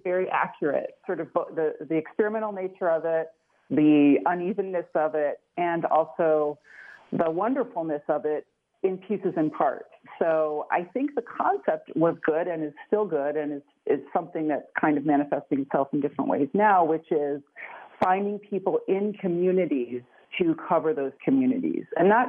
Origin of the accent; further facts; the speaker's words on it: Chicago, Illinois, United States; I'm from Chicago, which is where the quote originated, to afflict the comfortable and comfort the afflicted. And I grew up at a time when journalism was pretty robust in Chicago.